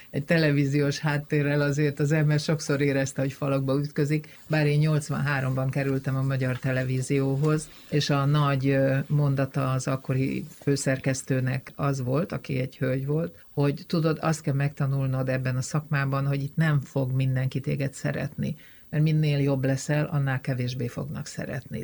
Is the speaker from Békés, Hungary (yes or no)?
no; Mór, Fejér, Hungary; moved away as an adult; also born or lived in London; ahol én fölnőttem, az egy multikulturális falu volt